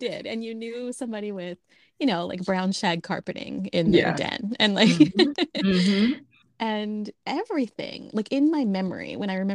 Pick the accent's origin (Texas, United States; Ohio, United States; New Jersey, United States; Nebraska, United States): New Jersey, United States; I grew up in New Jersey